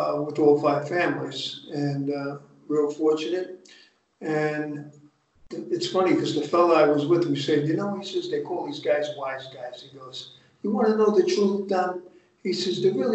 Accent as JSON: {"language": "English", "town": "Hackensack", "region": "New Jersey", "country": "United States", "tie": "born or raised there", "said": "I grew up in Hackensack, New Jersey."}